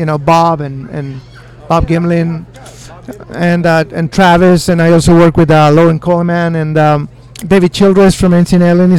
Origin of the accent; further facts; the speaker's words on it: Chile; moved away; also born or lived in London, United Kingdom; But I was born in Chile, South America.